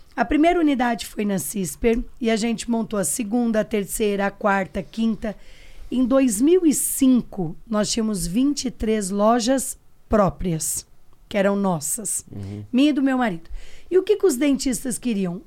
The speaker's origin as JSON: {"language": "Portuguese", "town": "Pitangueiras", "region": "São Paulo", "country": "Brazil", "tie": "born or raised there", "said": "sou do interior de São Paulo, uma cidade pequenininha chamada Pitangueiras"}